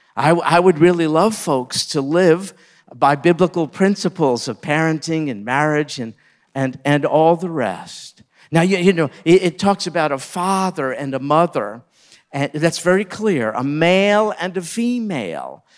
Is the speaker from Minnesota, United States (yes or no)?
no; New York, United States; I grew up in New York